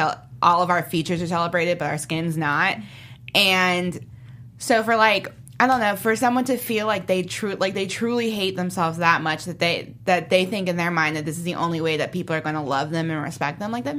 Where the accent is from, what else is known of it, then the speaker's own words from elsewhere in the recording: Jamaica; I'm Jamaican, and in Jamaica, colorism is a huge issue.